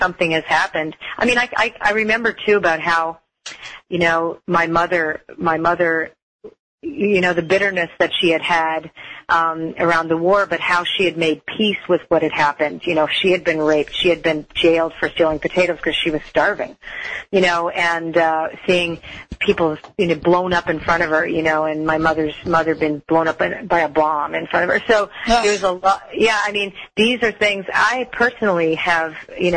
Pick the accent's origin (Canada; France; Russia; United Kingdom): Canada; Toronto, Ontario; I was raised in Toronto